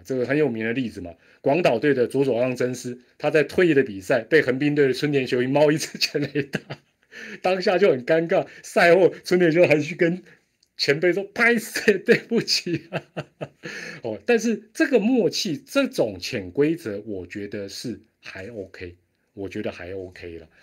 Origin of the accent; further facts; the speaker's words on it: Taiwan; 我们台湾人不管